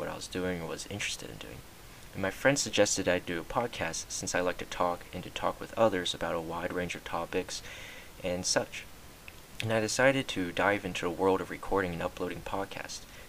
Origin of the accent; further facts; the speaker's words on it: United States; I'm from the United States of America